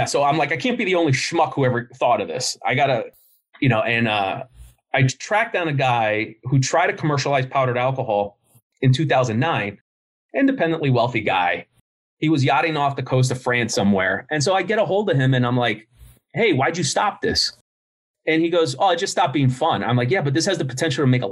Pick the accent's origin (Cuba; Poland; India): Cuba; I'm the worst Cuban in the world.